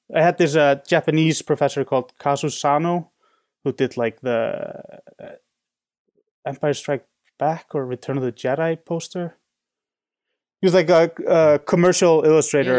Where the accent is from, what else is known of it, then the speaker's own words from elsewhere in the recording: Reykjavik, Capital Region, Iceland; also born or lived in San Francisco; now in Chicago, United States; I'm from Reykjavik, which is the biggest city